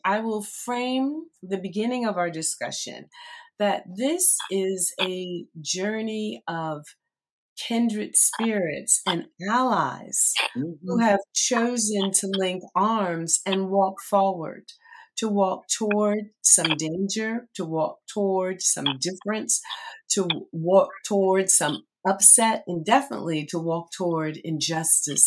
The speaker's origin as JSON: {"language": "English", "town": "Red Bank", "country": "United States", "tie": "born or raised there", "said": "Red Bank, my hometown"}